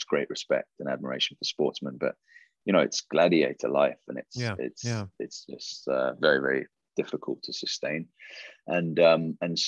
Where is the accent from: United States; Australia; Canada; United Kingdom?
United Kingdom; England; I was really into sports as a growing up in England, and I was a rugby player